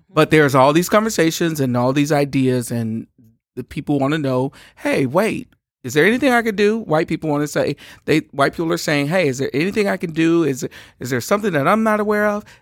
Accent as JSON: {"language": "English", "town": "Shreveport", "region": "Louisiana", "country": "United States", "said": "I'm from Shreveport, Louisiana"}